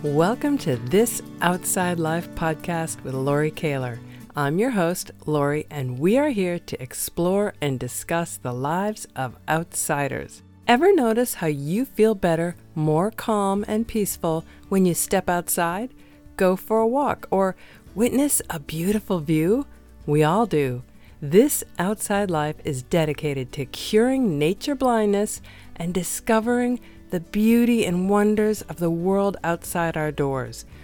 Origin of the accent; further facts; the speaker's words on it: Wisconsin, United States; I'm from Wisconsin